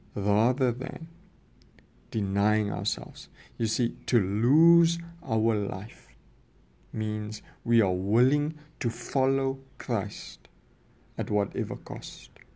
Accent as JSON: {"language": "English", "country": "South Africa", "said": "I'm, I'm from South Africa"}